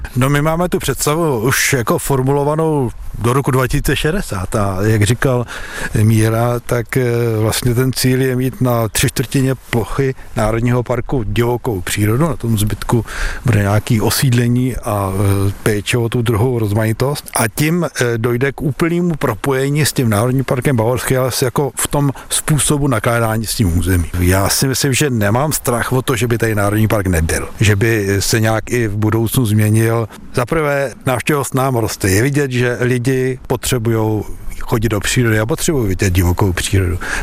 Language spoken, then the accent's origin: Czech; Klatovy, Plzeň Region, Czechia; podmínky, jaký já jsem znal z Klatov, když jsem byl malý.